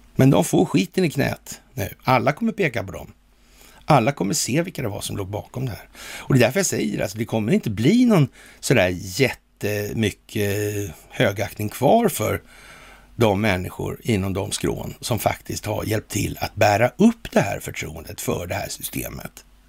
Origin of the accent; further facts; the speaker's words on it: Sweden; vi är svenskar